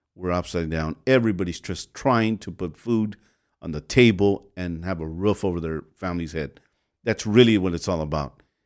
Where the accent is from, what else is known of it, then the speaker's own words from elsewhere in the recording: Los Angeles, California, United States; I was raised in the MacArthur Park area and in South Central back and forth.